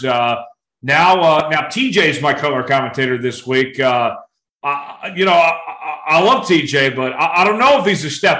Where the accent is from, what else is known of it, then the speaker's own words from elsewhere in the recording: Broken Arrow, Oklahoma, United States; moved away; where I went to school, Broken Arrow